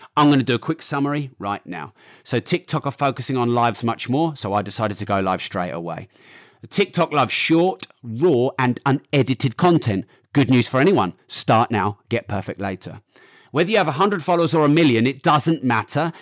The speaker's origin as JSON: {"language": "English", "country": "United Kingdom", "said": "I'm very British."}